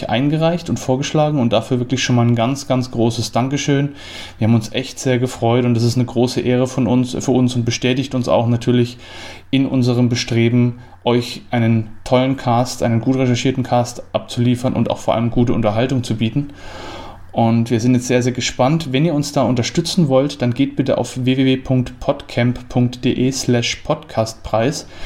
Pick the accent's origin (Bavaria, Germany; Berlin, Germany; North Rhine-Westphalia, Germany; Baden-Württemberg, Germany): Bavaria, Germany; Julius Streicher ist eine fränkische Persönlichkeit gewesen und ist mir als Franke natürlich deswegen auch irgendwo näher und, und vertrauter